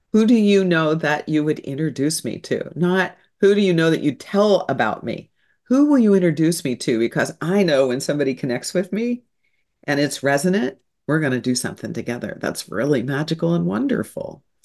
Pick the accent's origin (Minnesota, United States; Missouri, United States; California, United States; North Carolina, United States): Missouri, United States; St. Louis; So I'm a good Midwestern girl. I was born in Saint Louis, Missouri